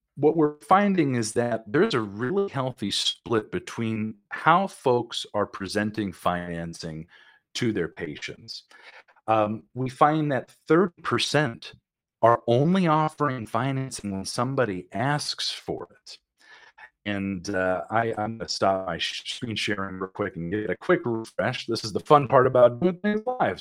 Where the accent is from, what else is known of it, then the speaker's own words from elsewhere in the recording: California, United States; I'm from California. I grew up here